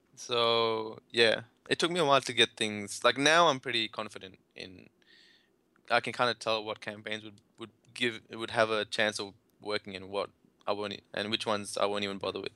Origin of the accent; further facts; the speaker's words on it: India; I'm from India